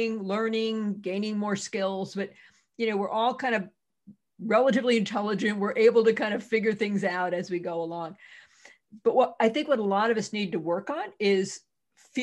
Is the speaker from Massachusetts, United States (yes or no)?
yes; Massachusetts, United States; I'm from Massachusetts.